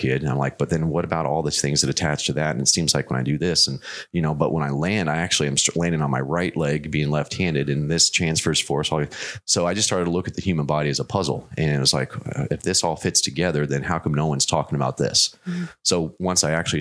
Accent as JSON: {"language": "English", "region": "Arizona", "country": "United States", "tie": "born or raised there", "said": "I grew up out in Arizona"}